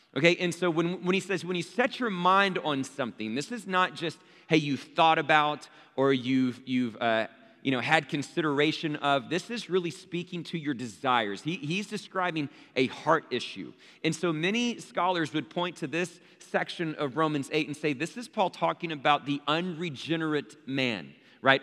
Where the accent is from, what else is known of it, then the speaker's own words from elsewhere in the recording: Abilene, Texas, United States; growing up in Abilene, Texas, where there's a church on every street corner